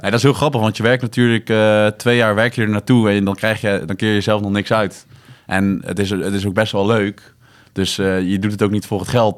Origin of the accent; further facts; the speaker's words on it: The Hague, South Holland, Netherlands; now in Breda, Netherlands; ik kom oorspronkelijk uit Den Haag